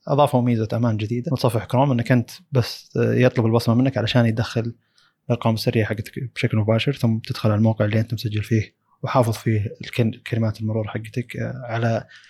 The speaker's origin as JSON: {"language": "Arabic", "country": "Saudi Arabia", "said": "عندنا في السعودية"}